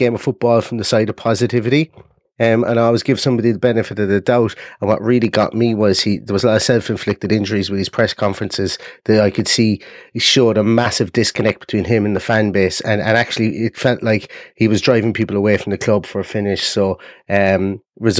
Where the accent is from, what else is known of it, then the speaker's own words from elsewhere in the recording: Ireland; accent: Irish; as you can probably guess by my accent, I'm Irish